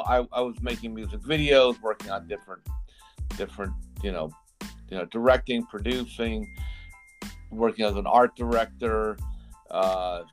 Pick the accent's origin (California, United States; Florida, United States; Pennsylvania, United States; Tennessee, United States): Florida, United States; Miami; also born or lived in New York / Georgia; I was born in New York, but at 6 months old, I moved to Georgia and lived in a small industrial town in Georgia, then eventually moved to Miami